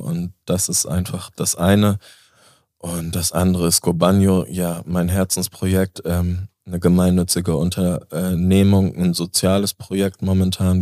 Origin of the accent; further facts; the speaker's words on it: Föhr, Schleswig-Holstein, Germany; now in Hamburg, Germany; wo ich groß geworden bin. In Föhring.